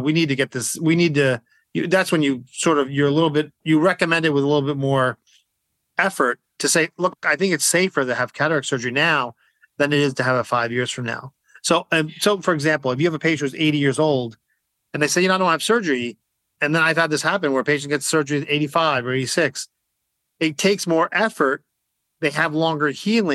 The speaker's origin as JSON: {"language": "English", "region": "New Jersey", "country": "United States", "tie": "born or raised there", "also_born_or_lived": "Maryland", "said": "I live in New Jersey. I grew up in New Jersey."}